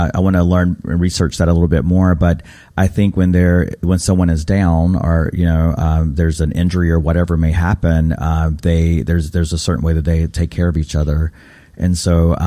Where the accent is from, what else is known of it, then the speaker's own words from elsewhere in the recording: Raleigh, North Carolina, United States; growing up in North Carolina, my identity as a Native has always been quite complicated. We didn't have these types of practices in my home in Raleigh